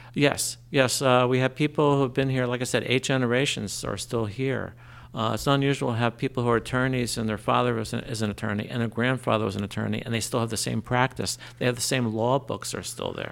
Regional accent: Trenton, New Jersey, United States; now in Lambertville, United States; I grew up in Trenton.

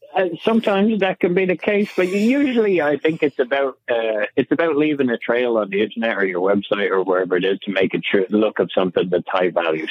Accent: Ireland; now in United States; I'm from Ireland

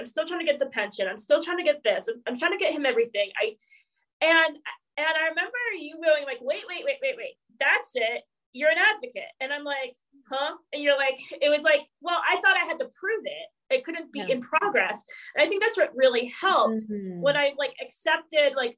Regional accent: New York, United States; I'm from New York

